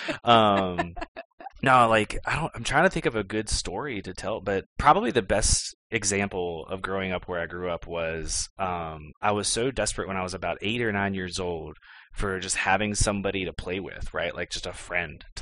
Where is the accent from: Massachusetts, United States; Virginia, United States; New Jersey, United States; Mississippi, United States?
Virginia, United States; Clifton Forge; moved away as an adult; also born or lived in Texas; I always tell people I'm from Clifton Forge, and we moved into Clifton Forge proper when I was like 13 or 14. But we actually lived in a tiny little community named Sharon, like probably a good 3 or 4 miles outside